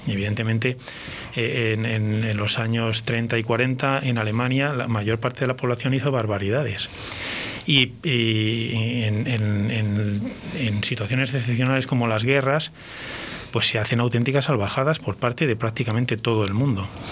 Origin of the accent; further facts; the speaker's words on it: Valladolid, Castile and León, Spain; moved away as an adult; now in Burgos, Spain; yo soy de Valladolid y, no puedo dejar de serlo